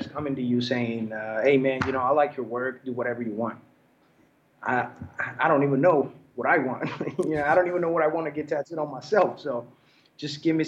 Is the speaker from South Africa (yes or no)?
no; Naples, Campania, Italy; I'm from Naples, Italy.